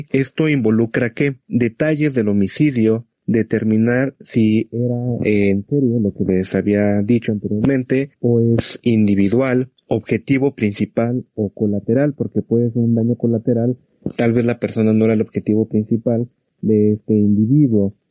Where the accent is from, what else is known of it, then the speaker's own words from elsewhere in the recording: Mexico; aquí en México